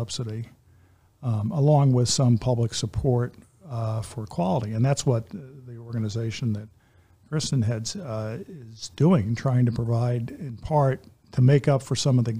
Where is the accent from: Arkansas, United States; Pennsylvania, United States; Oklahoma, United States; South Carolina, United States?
Pennsylvania, United States; Philadelphia; now in Kalamazoo, United States; I grew up in the Philadelphia area, although I've been in Kalamazoo since 1989